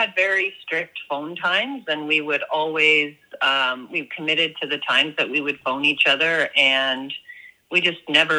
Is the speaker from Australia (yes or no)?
yes; Australia; you know, she's Canadian, I'm Australian.